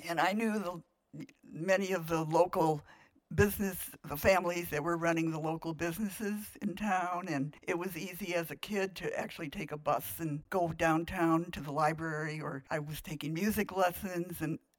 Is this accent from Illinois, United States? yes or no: yes; Joliet, Illinois, United States; in Joliet, Illinois, in 1935.